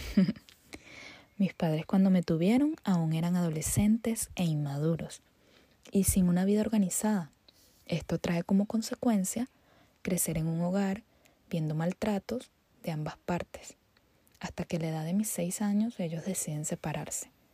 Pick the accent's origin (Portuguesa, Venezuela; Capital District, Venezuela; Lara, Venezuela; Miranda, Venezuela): Capital District, Venezuela; Caracas; Nací un 9 de diciembre a las 7.40 de la mañana en Caracas, Venezuela